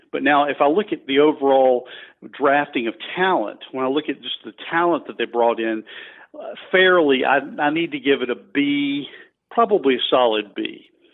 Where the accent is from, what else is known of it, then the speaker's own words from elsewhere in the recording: Greensboro, North Carolina, United States; moved away; also born or lived in D.C. metro area; I grew up in Greensboro, North Carolina